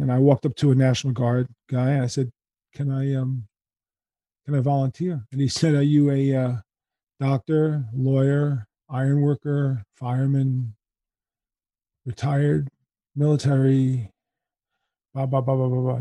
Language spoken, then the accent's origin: English; New York City, New York, United States; I was born in Manhattan